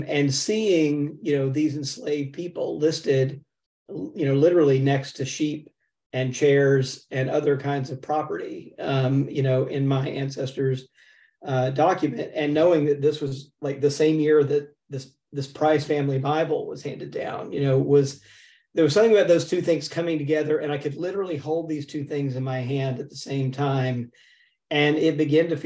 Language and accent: English; Jackson, Mississippi, United States; I grew up in Jackson, Mississippi for the most part, but my people, you know, as we say in the South, are from Middle Georgia